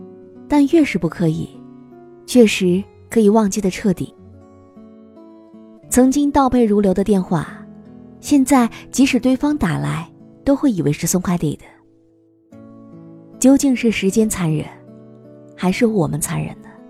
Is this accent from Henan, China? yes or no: yes; Henan, China; now in Guangzhou, China; 但是电话号码，我从河南来到广州之后，始终都只有一个。